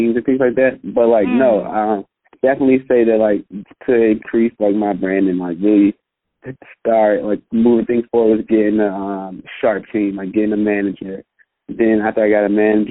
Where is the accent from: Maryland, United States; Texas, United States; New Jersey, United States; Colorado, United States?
Maryland, United States; Prince George's County, D.C.; I'm from PG County, which is like a small county outside of Washington, D.C.